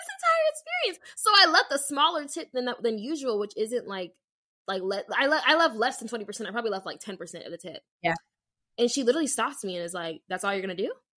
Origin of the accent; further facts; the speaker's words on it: Las Vegas, Nevada, United States; moved away; I'm from Vegas.